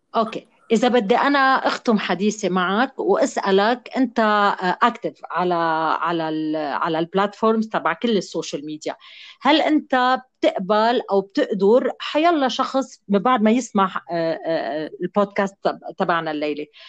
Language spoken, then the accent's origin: Arabic; Lebanon